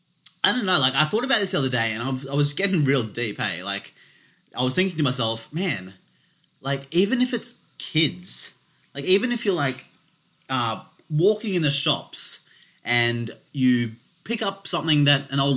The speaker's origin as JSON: {"language": "English", "country": "India", "said": "But because I'm Indian"}